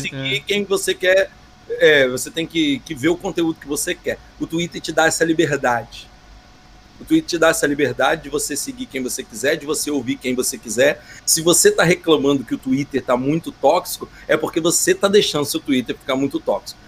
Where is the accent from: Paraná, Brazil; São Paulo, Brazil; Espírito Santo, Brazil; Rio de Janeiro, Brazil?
Espírito Santo, Brazil; eu sou de Espírito Santo, não sou de Minas